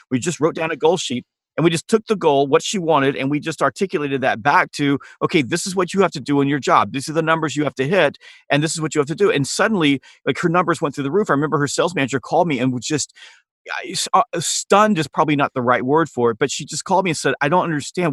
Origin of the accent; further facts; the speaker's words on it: Harlem, Georgia, United States; I grew up in a small town called Harlem, Georgia